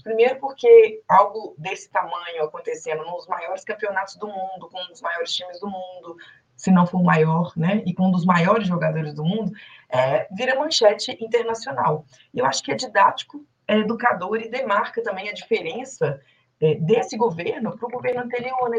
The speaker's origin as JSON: {"language": "Portuguese", "region": "Minas Gerais", "country": "Brazil", "said": "como uma boa mineira"}